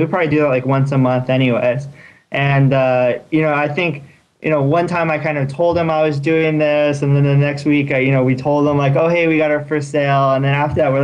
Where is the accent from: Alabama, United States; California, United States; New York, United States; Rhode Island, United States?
California, United States; Torrance; now in Palo Alto, United States; I grew up in Torrance